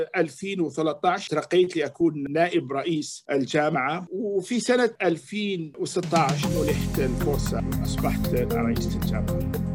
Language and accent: Arabic; Algeria; moved away as an adult; also born or lived in Quebec, Canada / Toronto, Canada; now in Canada; اصلي من الجزائر